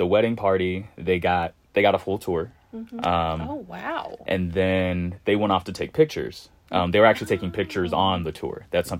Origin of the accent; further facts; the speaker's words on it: Louisville, Kentucky, United States; also born or lived in Lexington, Kentucky; I am from Louisville.